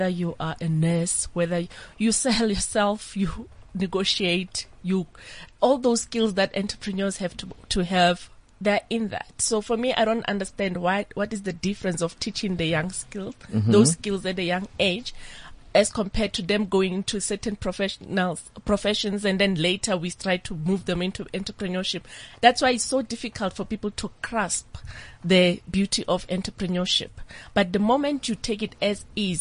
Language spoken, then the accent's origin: English; Lesotho; At the age of 8, I was growing up in Lesotho, in the rural village